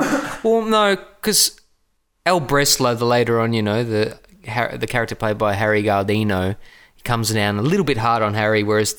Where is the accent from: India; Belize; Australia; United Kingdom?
Australia; Melbourne, Victoria; We use our accents. We are Melbourne natives from Australia.